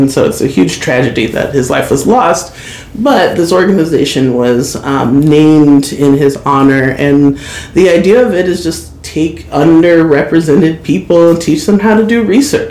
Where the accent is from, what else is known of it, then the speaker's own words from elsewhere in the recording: Kirkwood, United States; I grew up in Kirkwood schools. Like I went through Kirkwood schools all of my years